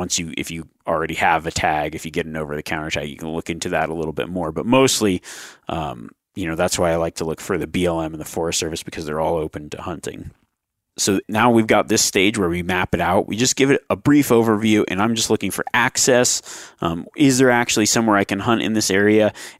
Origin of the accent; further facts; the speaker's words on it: East Coast, United States; I'm new to elk hunting, new to mule deer hunting. I'm from the East Coast. I've never hunted out west.